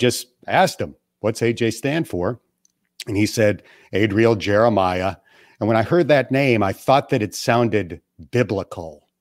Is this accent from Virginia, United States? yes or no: no; Buffalo, New York, United States; I grew up near Buffalo